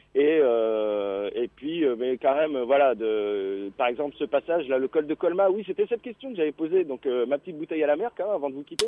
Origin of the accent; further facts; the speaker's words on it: France; quand on est français